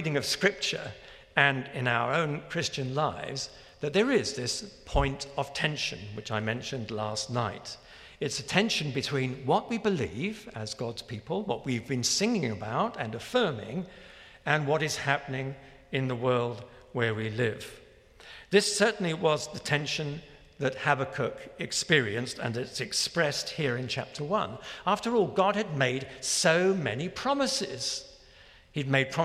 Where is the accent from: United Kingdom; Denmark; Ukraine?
United Kingdom; London; the small church where I was brought up in London